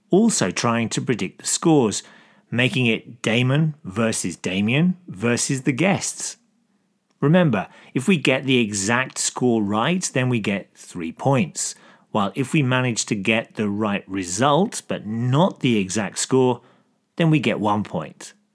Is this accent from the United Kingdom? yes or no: no; Brisbane, Queensland, Australia; I'm from Brisbane and I'm a West Ham supporter